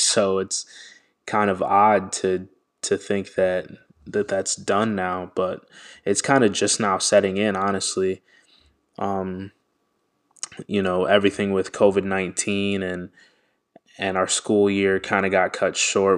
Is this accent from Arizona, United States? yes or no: no; Washington, District of Columbia, United States; I am Nigerian American, born in Washington, D C.